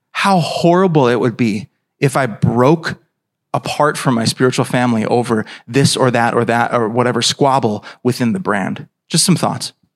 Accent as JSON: {"language": "English", "country": "United States", "said": "as American Christians"}